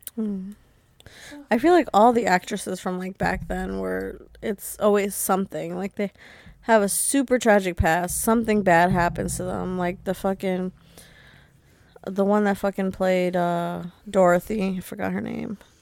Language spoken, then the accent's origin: English; New York, United States; I'm from New York